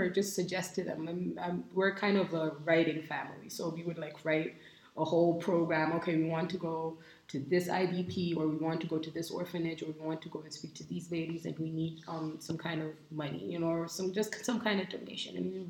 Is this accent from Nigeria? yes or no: yes; Nigeria; And for me, as a Nigerian, like I said before, I feel like it is our duty